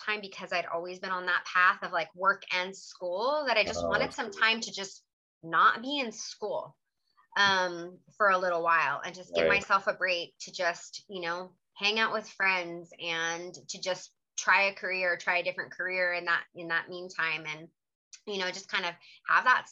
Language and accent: English; Ventura County, California, United States; moved away as an adult; also born or lived in San Diego / South Korea; I was from Ventura County, which is about 3 hours north